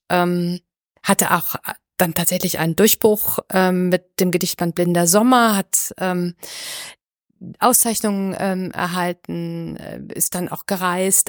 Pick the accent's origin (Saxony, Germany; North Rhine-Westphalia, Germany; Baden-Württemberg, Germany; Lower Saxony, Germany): North Rhine-Westphalia, Germany; Düsseldorf; moved away; ich komm aus Düsseldorf. Das ist meine alte, alte Heimat sozusagen, meine alte Gegend